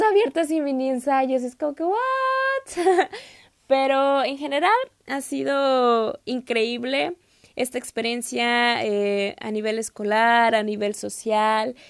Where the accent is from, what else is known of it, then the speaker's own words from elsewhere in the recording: Mexico; moved away as an adult; now in Turkey; soy de México